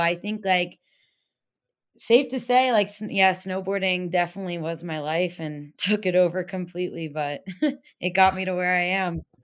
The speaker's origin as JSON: {"language": "English", "region": "Pennsylvania", "country": "United States", "tie": "born or raised there", "moved": "as an adult", "said": "I grew up in Pennsylvania, like Amish country pretty much"}